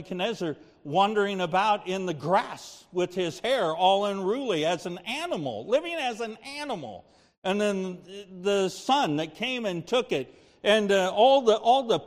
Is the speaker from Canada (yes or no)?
no; United States; as an American